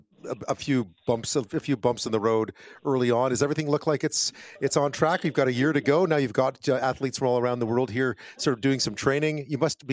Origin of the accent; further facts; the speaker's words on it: Canada; we're Canadian.